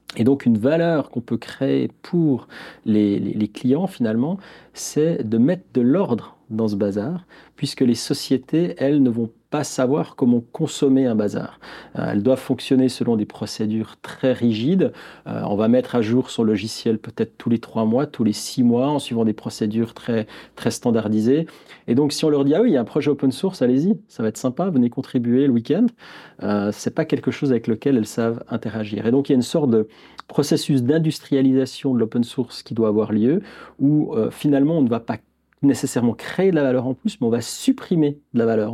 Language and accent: French; Neuchâtel, Switzerland; je suis Neuchâtelois, à Neuchâtel, comme on dit. j'ai toujours vécu à Neuchâtel, j'ai fait mes études à Neuchâtel